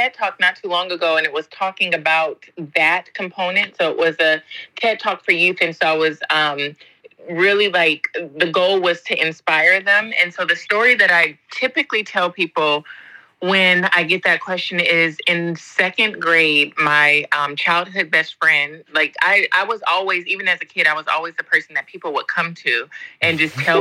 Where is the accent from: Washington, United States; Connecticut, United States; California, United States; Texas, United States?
California, United States; Southern; moved away as an adult; also born or lived in Spain / England; now in Japan; I'm from California, originally from Southern California. So grew up there